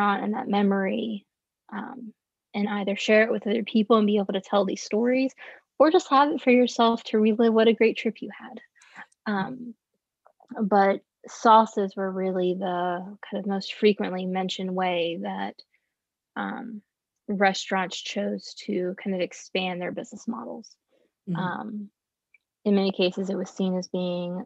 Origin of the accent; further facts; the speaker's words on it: Virginia, United States; growing up in Virginia